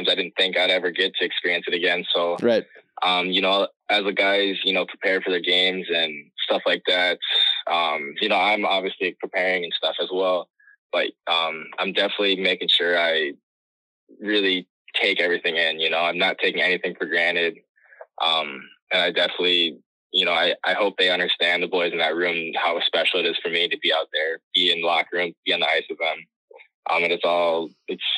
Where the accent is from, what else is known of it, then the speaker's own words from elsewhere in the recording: Burnsville, Minnesota, United States; now in Massachusetts, United States; Growing up in Burnsville